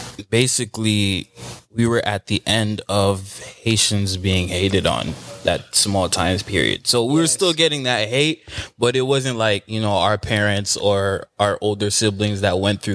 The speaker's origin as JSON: {"language": "English", "area": "Broward County", "region": "Florida", "country": "United States", "tie": "born or raised there", "said": "I'm from Broward."}